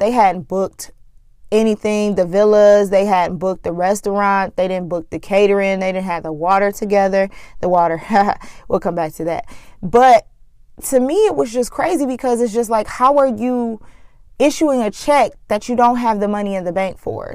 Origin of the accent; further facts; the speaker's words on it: Flint, Michigan, United States; Flint, Michigan, my hometown